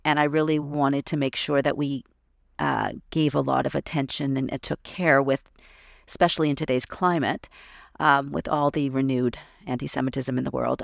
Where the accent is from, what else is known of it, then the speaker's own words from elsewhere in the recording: Toronto, Ontario, Canada; I was growing up in Toronto